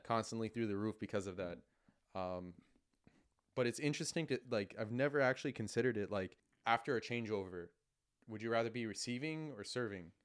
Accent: New York, United States; growing up in New York, we're so spoiled to have the U S Open in our backyard

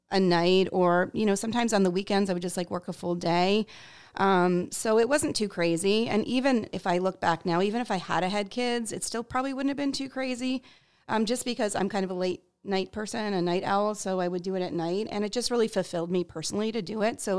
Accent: Canada; moved away as an adult; now in Portland, United States; I'm actually an immigrant, so I came here from Canada to work for um, a startup agency in Portland, Maine.

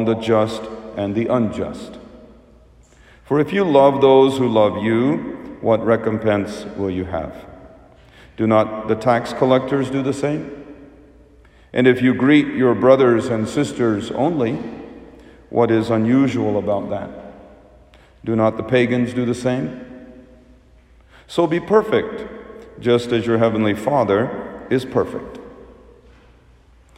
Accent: United States; as an Indian kid growing up as an immigrant in the United States

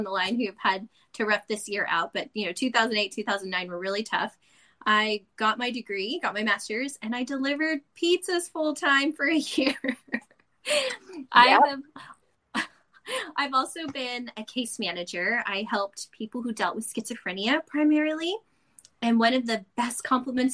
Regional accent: San Antonio, Texas, United States; now in Northern California, United States; I'm originally from San Antonio, Texas, too

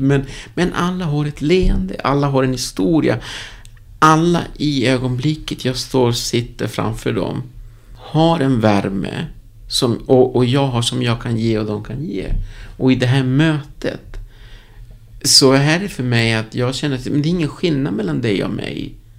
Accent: Uruguay; Swedish is a second language; also born or lived in Moheda, Sweden / Stockholm, Sweden; now in Västerås, Sweden; där jag är född Uruguay

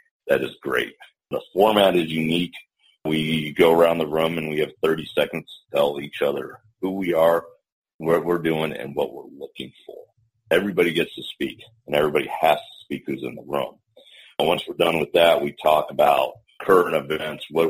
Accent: Denver, Colorado, United States; made the move back down to Denver, my hometown

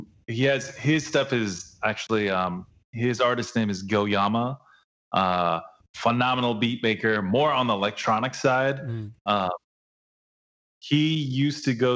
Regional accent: Oceanside, California, United States; From Oceanside. Shout outs to Oceanside, my hometown.

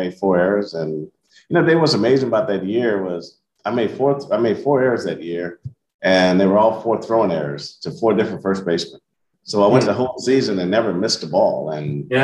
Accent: Kansas City, Missouri, United States; 18 years in the major leagues in my hometown

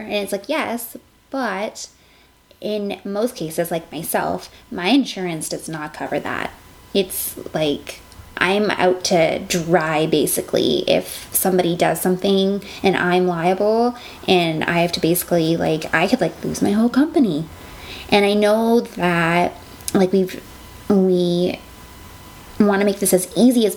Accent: Alberta, Canada; moved away; I grew up in Alberta

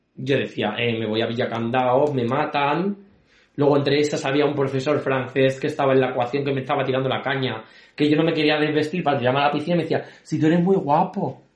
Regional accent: Spain; Yo soy español

